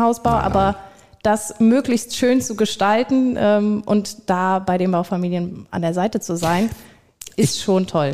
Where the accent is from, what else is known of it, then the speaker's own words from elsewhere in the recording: Viersen, North Rhine-Westphalia, Germany; war bei mir in der Region, ich komme aus Viersen